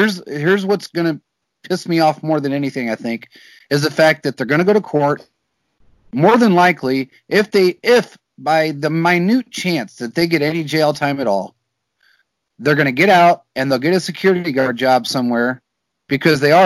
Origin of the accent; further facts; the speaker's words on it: United States; I was born in America